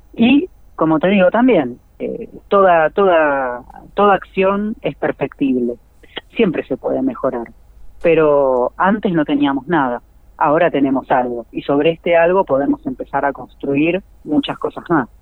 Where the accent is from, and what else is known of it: Argentina